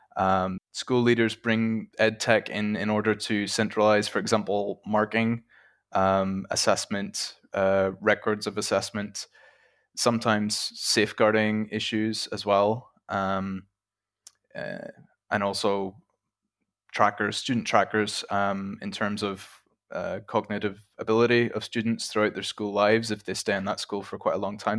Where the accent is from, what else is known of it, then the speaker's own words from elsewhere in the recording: Ireland; moved away as an adult; now in Czech Republic; I'm originally from Ireland, uh, but I currently work and have worked in the Czech Republic for about four years now